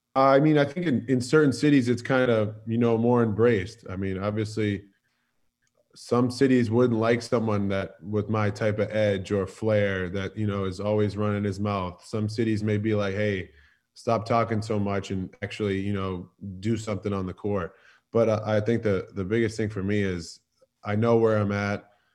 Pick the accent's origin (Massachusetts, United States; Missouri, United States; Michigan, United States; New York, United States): Massachusetts, United States; Boston; moved away as an adult; now in Philadelphia, United States; I'm a Northeast kid. I'm I was born and raised in Boston